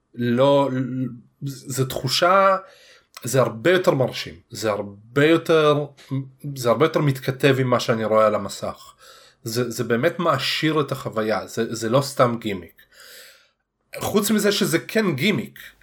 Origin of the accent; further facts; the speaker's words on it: Russia; now in Israel; אני רוסי